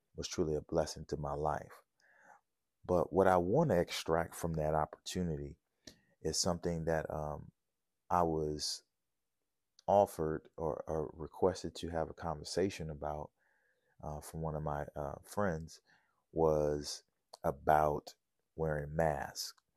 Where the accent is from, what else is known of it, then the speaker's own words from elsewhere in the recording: New Orleans, Louisiana, United States; growing up in New Orleans